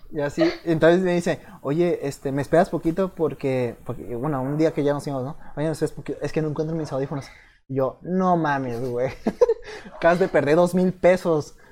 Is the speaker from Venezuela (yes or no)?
no; Mexico